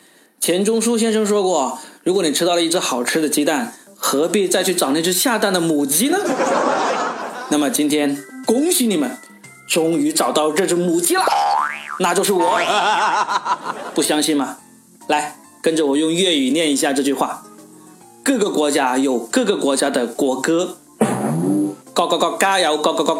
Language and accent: Chinese; Guangdong, China; 但是呢，我们广东人吃东西是很讲原则的。你看，全国人民都在抗议路边烧烤摊用老鼠肉来代替羊肉，我们广东人就从来没有抗议过，因为老鼠肉香啊。